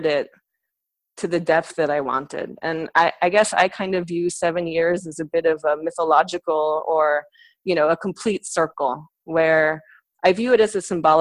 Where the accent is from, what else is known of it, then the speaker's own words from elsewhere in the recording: San Francisco, California, United States; moved away as an adult; also born or lived in New York; I'm from San Francisco originally, so I actually sort of grew up within the arts community in San Francisco.